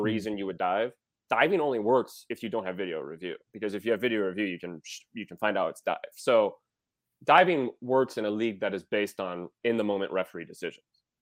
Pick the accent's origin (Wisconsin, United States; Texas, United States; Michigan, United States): Wisconsin, United States; I am from Wisconsin